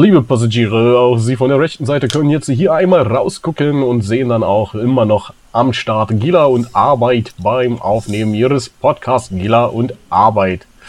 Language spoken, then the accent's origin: German; East Germany, Germany; ich bin im Osten geboren